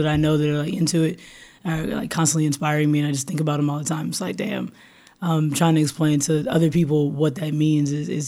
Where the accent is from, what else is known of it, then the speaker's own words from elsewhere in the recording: Austin, Texas, United States; growing up in Austin